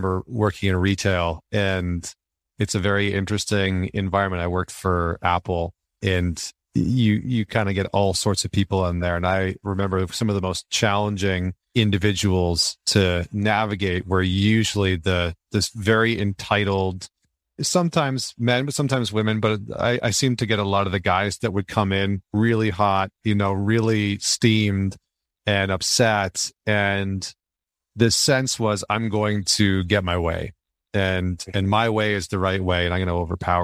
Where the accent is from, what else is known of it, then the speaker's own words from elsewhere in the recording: Northern Alberta, Canada; the environment that I grew up in Northern Alberta in Canada